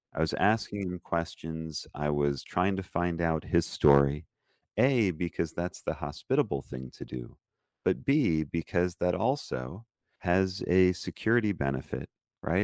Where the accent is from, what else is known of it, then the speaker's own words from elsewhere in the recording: Lansing, Michigan, United States; moved away as an adult; also born or lived in Detroit area, Michigan / Israel / Colleyville, Texas; I grew up in Lansing, Michigan, and I was the only Jewish kid in my school